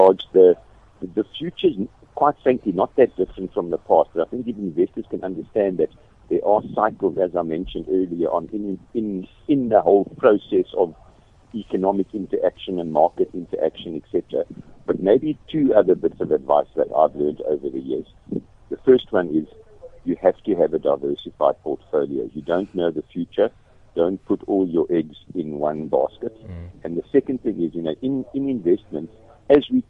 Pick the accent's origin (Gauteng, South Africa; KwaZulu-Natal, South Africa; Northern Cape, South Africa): Northern Cape, South Africa; Kimberley; I come from Kimberley